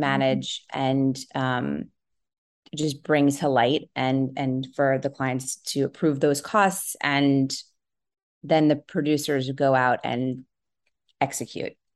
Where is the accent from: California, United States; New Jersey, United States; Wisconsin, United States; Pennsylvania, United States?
New Jersey, United States; I grew up in New Jersey